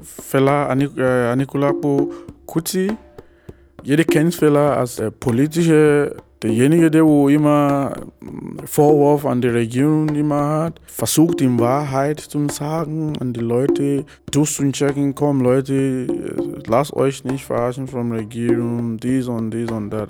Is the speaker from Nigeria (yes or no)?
yes; Nigeria; moved away; von Nigeria, wo ich herkomme